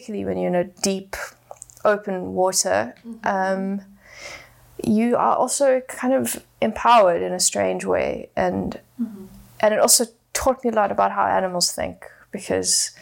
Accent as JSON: {"language": "English", "town": "Johannesburg", "region": "Gauteng", "country": "South Africa", "tie": "born or raised there", "said": "I grew up in Johannesburg, which is 100% landlocked"}